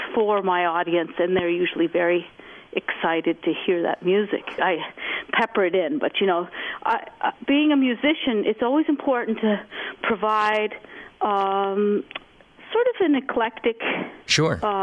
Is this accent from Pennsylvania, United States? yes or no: no; Vermont, United States; I grew up in Vermont